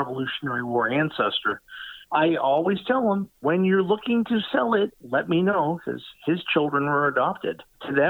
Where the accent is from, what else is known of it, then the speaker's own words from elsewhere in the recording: Massachusetts, United States; search for things from my hometown